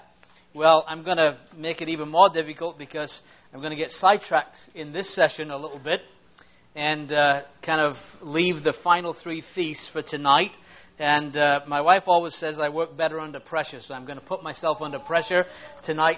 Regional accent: England, United Kingdom; I'm an Englishman

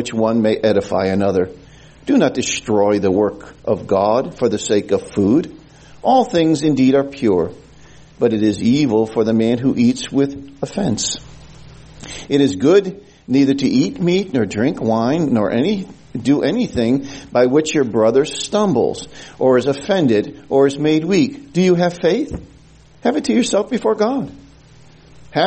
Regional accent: New Haven, Connecticut, United States; when I was a young boy growing up in the Gospel Hall in New Haven, Connecticut

